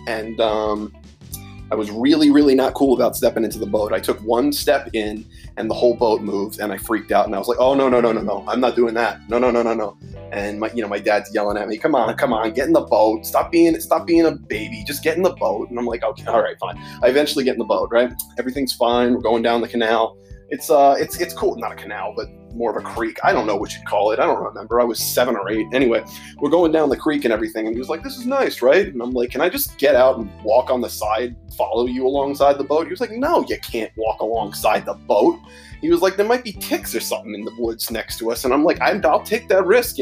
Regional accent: New York, United States; growing up in New York as a kid

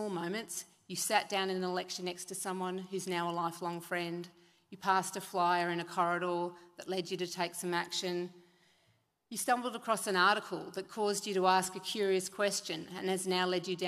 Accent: Sunshine Coast, Queensland, Australia; I grew up on the Sunshine Coast

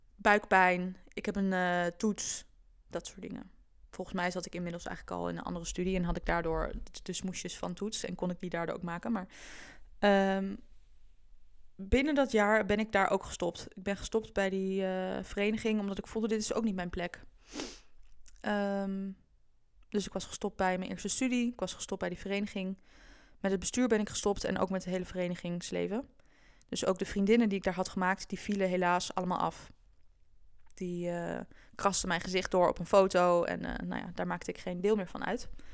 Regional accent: Doetinchem, Gelderland, Netherlands; moved away as an adult; also born or lived in Amsterdam; ik ben opgegroeid in de Achterhoek. In een vrij kleine stad, Doetinchem.

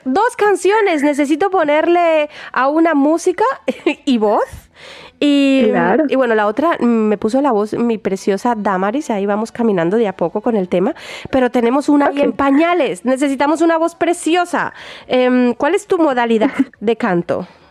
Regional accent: Barranquilla, Atlántico, Colombia; now in Germany; en esta tierra de donde yo vengo, Barranquilla concretamente, ciudad natal también de mi maravillosa mm, compatriota …

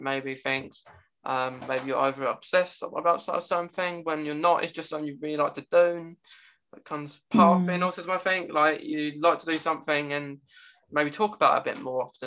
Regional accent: England, United Kingdom; of course I can speak English. I'm English.

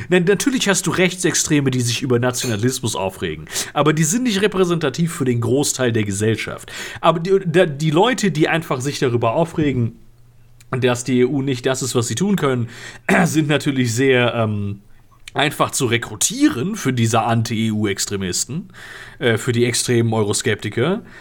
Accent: North Rhine-Westphalia, Germany; Wir, wir kommen aus NRW.

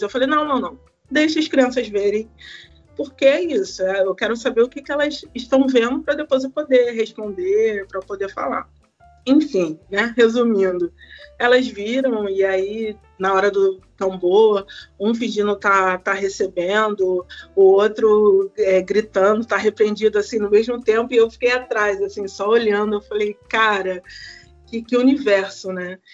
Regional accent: Rio de Janeiro, Brazil; sou de Campo Grande, zona oeste do Rio de Janeiro

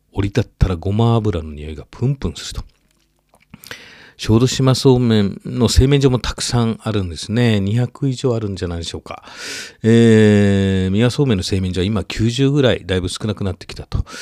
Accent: Sakurai, Nara, Japan; 奈良県は私の故郷、桜井市

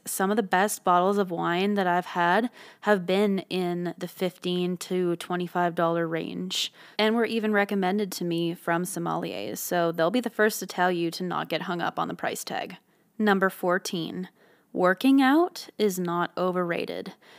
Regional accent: Ottawa, Ontario, Canada; moved away; I was from Ottawa, Canada

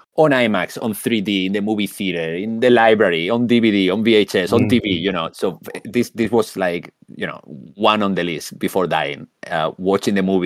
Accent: Spain; English is a second language; now in San Francisco Bay Area, United States; I come from Spain. First of all, if my accent didn't give it away yet.

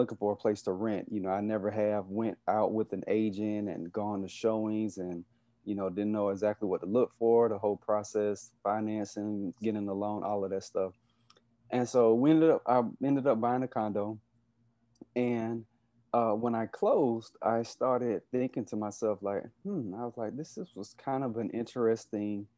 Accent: Covington, Georgia, United States; also born or lived in South Carolina / Atlanta, Georgia; I am originally from Covington, Georgia, which is about maybe 20 to 25 minutes east of Atlanta.

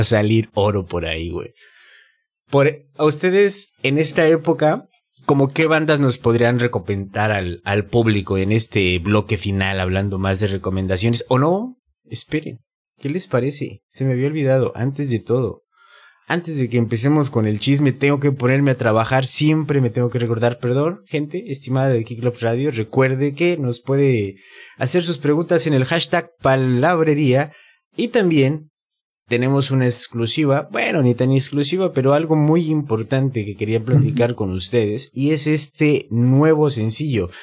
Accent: Mexico City, Mexico; now in Mérida, Mexico; mi ciudad de, México

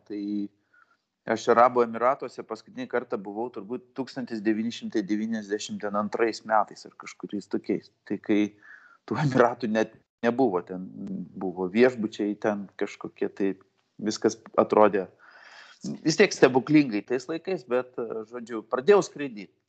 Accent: Vilnius, Vilnius County, Lithuania; gimiau, žaugau Vilniui, Karoliniškėse

